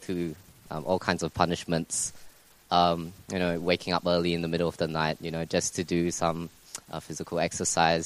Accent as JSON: {"language": "English", "country": "Singapore", "moved": "yes", "lives_now": "Melbourne, Australia", "said": "as a Singaporean, all males are required to go to Singapore to serve 2 years in army"}